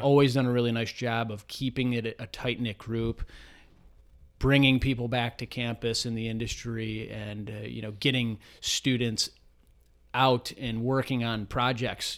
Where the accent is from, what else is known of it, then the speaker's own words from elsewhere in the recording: South Euclid, Ohio, United States; Grew up not too far from, from here, from our office in South Euclid, Ohio, so east side of, of Cleveland